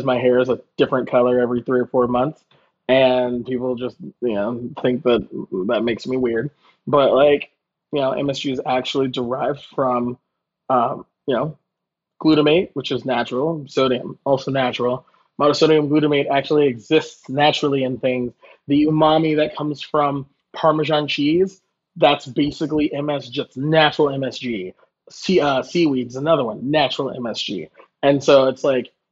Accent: the South, United States; I'm from the South

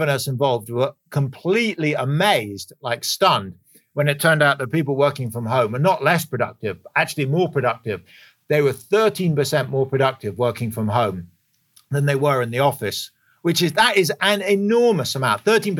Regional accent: London, United Kingdom; moved away; My old home in London, where I'm from, as you can probably tell from my accent.

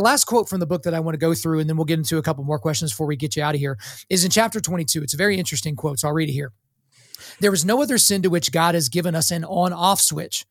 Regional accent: Oklahoma, United States; I was born in Oklahoma

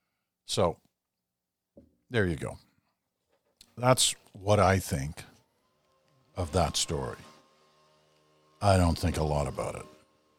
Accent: United Kingdom; born there; I was born in Britain, so I have a British passport, and I have a Canadian passport.

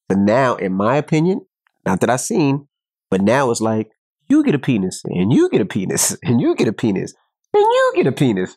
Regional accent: New York City, New York, United States; moved away; I'm from Queens

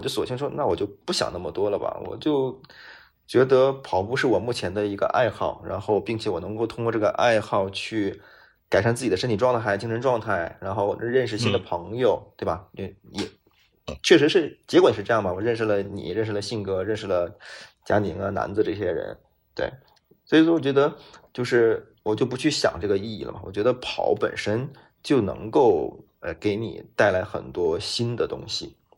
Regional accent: China; also born or lived in Beijing; 我们中国人

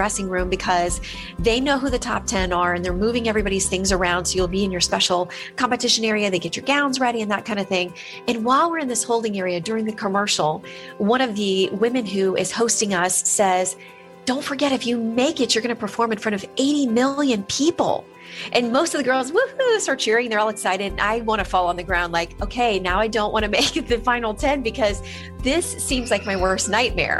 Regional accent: Florida, United States; my home state of Florida

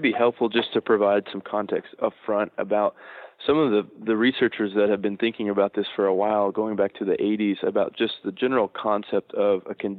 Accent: Texas, United States; moved away as an adult; also born or lived in Louisiana / Missouri; now in Wisconsin, United States; and I grew up in Texas. So for the last 10 years, I've been bouncing further and further north

